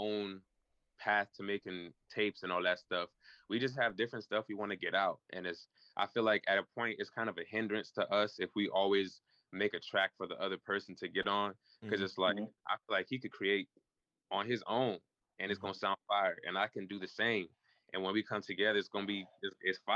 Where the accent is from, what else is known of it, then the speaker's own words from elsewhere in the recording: New York City, New York, United States; I'm from Queens